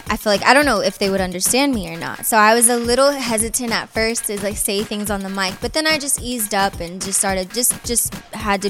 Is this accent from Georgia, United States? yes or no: no; San Diego, California, United States; moved away; I'm happy to be back in my hometown